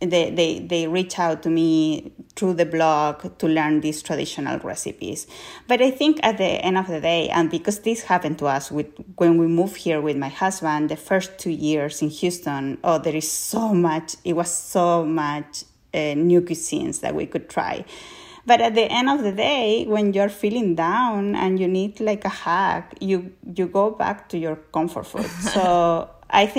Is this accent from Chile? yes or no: yes; Colchagua, O'Higgins, Chile; I grew up in Colchagua, like, it's really what is considered where most of the fruits and veggies are grown in Chile.